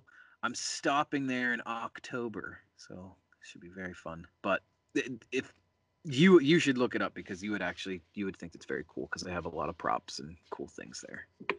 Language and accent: English; Connecticut, United States; I'm from Connecticut.